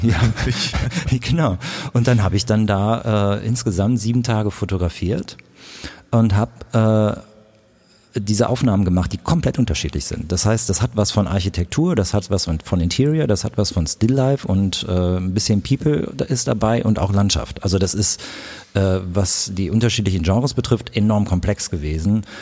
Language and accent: German; Königswinter, North Rhine-Westphalia, Germany; now in Berlin, Germany; Ich komme aus Königswinter, ich bin da aufgewachsen